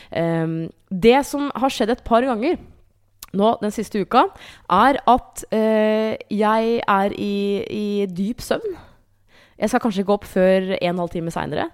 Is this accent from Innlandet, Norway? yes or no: yes; Hamar, Innlandet, Norway; moved away; Jeg var hjemme på Hamar